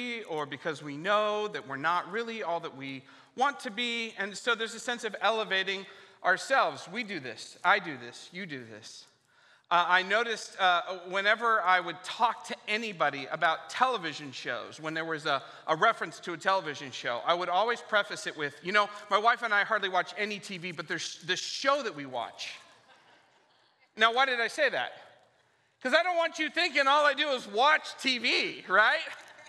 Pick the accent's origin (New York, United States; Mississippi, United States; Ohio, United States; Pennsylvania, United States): Ohio, United States; now in California, United States; I know that we're both from Ohio, moved to California